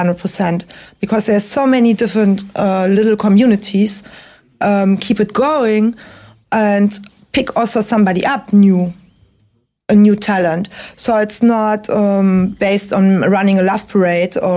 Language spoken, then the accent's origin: English; Berlin, Germany; I grew up in the West